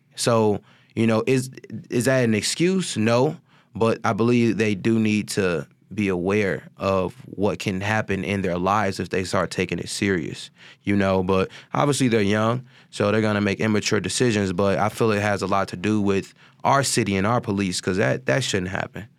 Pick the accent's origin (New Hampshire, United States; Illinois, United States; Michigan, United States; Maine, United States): Illinois, United States; Chicago; also born or lived in California; I was raised in High Park from, you know, I would say, like, nine to, you know, at least when I was nineteen when I had finally moved out